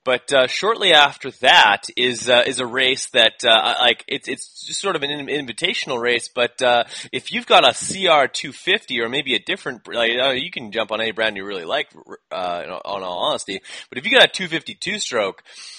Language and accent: English; Canada; I am Canadian